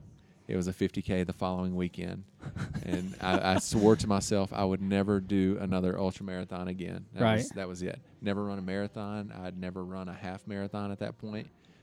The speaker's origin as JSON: {"language": "English", "region": "Louisiana", "country": "United States", "tie": "born or raised there", "accent": "Louisiana twang", "moved": "as an adult", "lives_now": "Salt Lake City, United States", "said": "Growing up in Louisiana"}